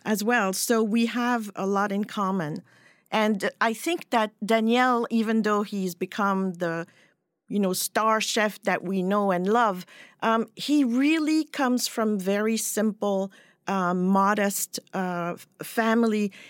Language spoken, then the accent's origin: English; Switzerland; first language French; English is a second language; moved away as an adult; now in United States; I grew up in Switzerland